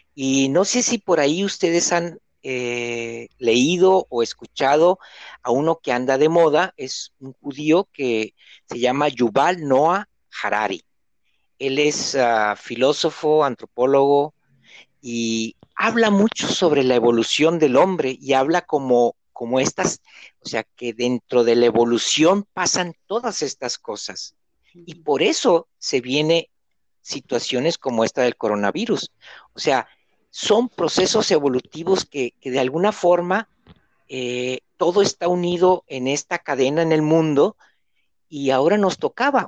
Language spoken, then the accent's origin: Spanish; Mexico; now in Argentina; Yo soy mexicano, vivo aquí en Argentina, estoy solo